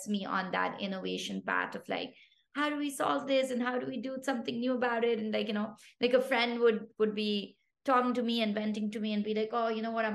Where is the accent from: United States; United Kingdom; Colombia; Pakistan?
Pakistan; first language Pashto; English is a second language; moved away; I come from Pakistan originally